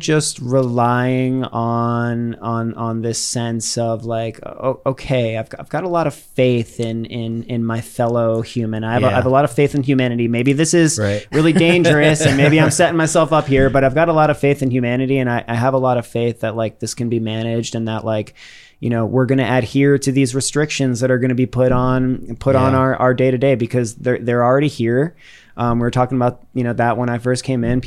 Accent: Worcester, Massachusetts, United States; I grew up in Worcester. I grew up in the second largest city in New England

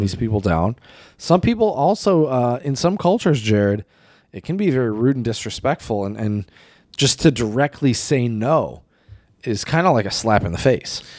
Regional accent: United States; also born or lived in China; me being an American

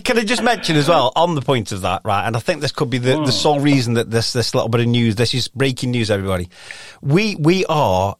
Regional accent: Stoke-on-Trent, West Midlands, United Kingdom; accent: Stokey

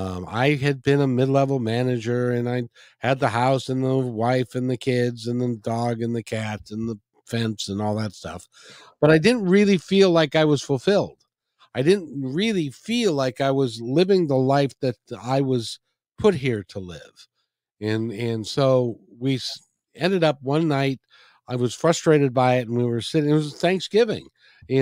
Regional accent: Seattle, Washington, United States; growing up in the Seattle area. In those days, if people will remember, if you were here, it was a kinder, gentler place.

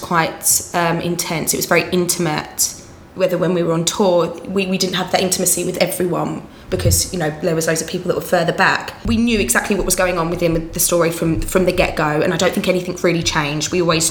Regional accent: Essex, East of England, United Kingdom; accent: Essex; my Essex accent

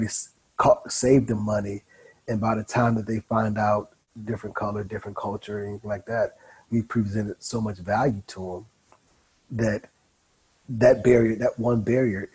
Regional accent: Cleveland, Ohio, United States; Growing up in Cleveland

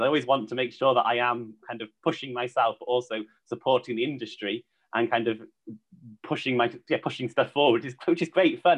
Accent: Cheshire, North West England, United Kingdom; also born or lived in Vancouver, Canada; growing up in Cheshire, I was quite sort of studious at school

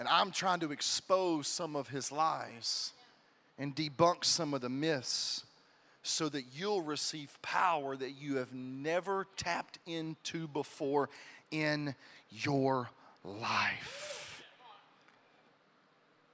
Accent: Pascagoula, Mississippi, United States; moved away; I'm originally from the Alabama Gulf Coast, Mississippi, in Pascagoula, Mississippi

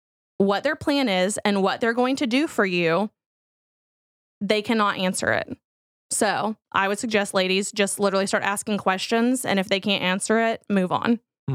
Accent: Fort Worth, Texas, United States; Fort Worth.

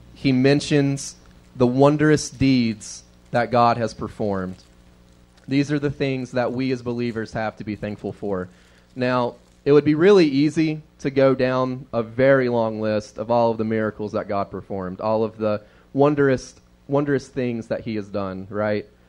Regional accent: the South, United States; we were raised in the South

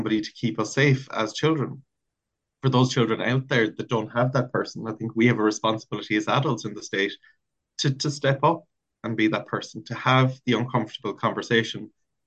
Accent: Ireland; as an Irish national, as maybe a citizen working in the area

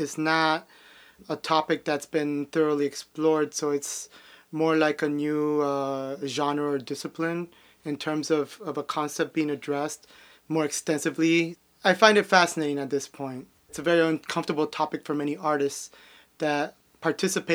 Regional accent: Miami, Florida, United States; I'm from Miami. I was born here. My mom's from Colombia, my dad's from Peru. I grew up in Little Havana

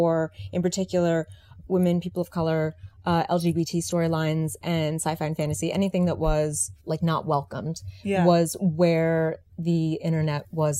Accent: Washington, District of Columbia, United States; moved away; I'm actually a DC native

